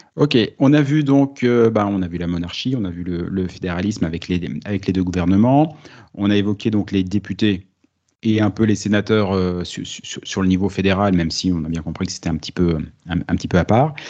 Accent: France; accent: French; now in Canada; mon accent tellement français

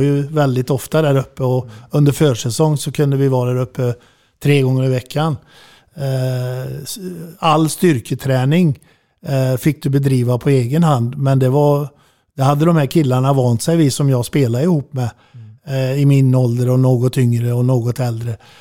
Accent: Falköping, Västra Götaland, Sweden; Jag bodde i Falköping då

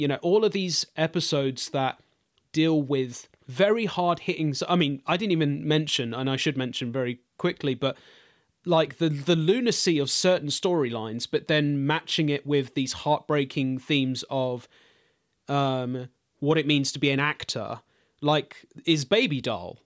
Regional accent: London, United Kingdom; I grew up in East London, specifically Walthamstow

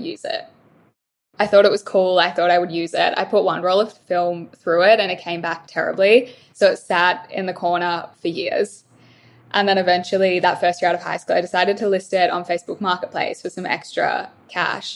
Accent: Melbourne, Victoria, Australia; moved away as an adult; now in Gold Coast, Australia; I'm originally from Melbourne, moved up here about 2 years ago

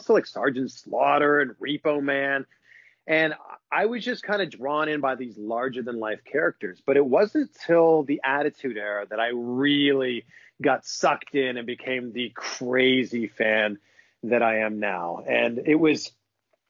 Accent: Pickering, Ontario, Canada; moved away as an adult; also born or lived in Vancouver; It's like a half hour train ride from my hometown, which is Pickering.

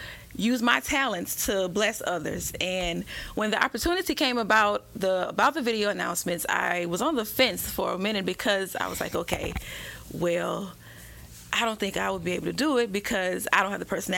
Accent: Winnsboro, Louisiana, United States; now in Baton Rouge, United States; I'm originally from North Louisiana, Winnsboro to be exact. I moved to Baton Rouge with family back in 97

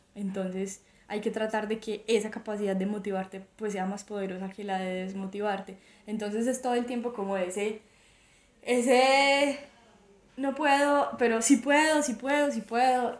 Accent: Armenia, Quindío, Colombia; yo soy de, Armenia, de Colombia, eh, una ciudad eh, relativamente pequeña de Colombia, entre las montañas, es la zona cafetera de Colombia y nací y crecí acá

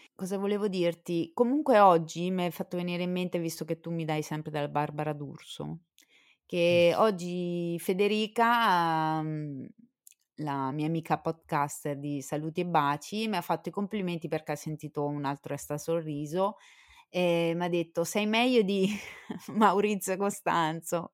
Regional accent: Southern Italy, Italy; siamo terroni tutte e due d'origine, insomma, nell'anima.

